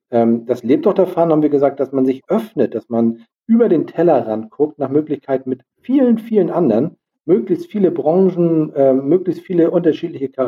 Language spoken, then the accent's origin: German; Lübeck, Schleswig-Holstein, Germany; Wir kommen ja aus Lübeck.